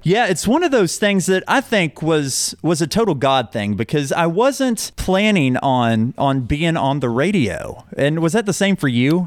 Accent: Owasso, Oklahoma, United States; also born or lived in Collinsville, Oklahoma / Shawnee, Oklahoma; I'm from here. I grew up in Owasso.

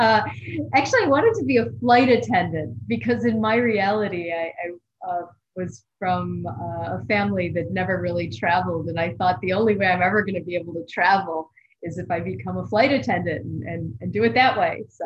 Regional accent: Buffalo, New York, United States; Buffalo, New York. So if you're familiar with the United States, it's considered part of the Rust Belt.

